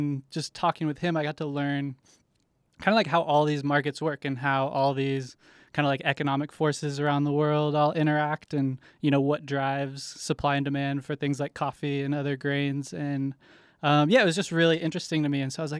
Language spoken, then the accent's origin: English; Tulsa, Oklahoma, United States; So I grew up in Tulsa, Oklahoma.